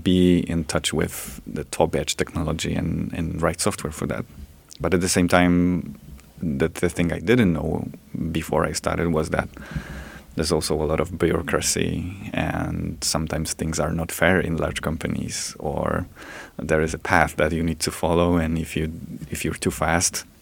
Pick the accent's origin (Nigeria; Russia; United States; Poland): Poland; Gliwice, Silesian Voivodeship; I went back to the university, to Gliwice, my hometown.